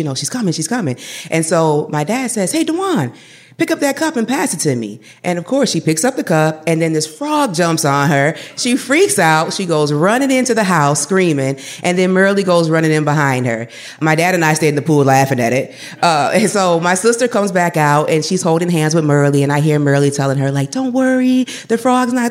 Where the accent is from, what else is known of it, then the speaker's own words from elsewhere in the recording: Madison, United States; I grew up in Madison, where I primarily lived with my mom